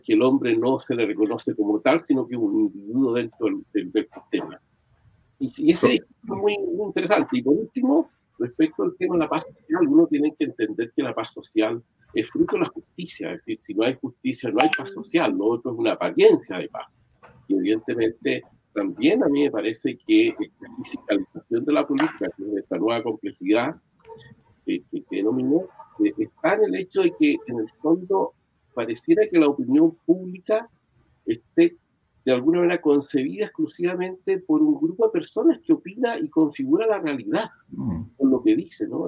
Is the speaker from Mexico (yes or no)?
no; Chile